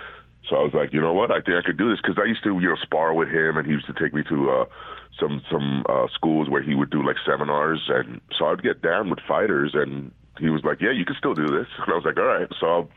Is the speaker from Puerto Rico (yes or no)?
yes; Puerto Rico; moved away; also born or lived in Bronx, New York, United States; I was born in New York, but I was raised in Puerto Rico.